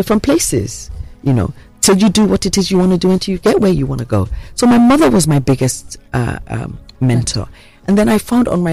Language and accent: English; Abeokuta, Ogun State, Nigeria; also born or lived in Ijebu Ode; I grew up in first in Abeokuta and then in Ijebode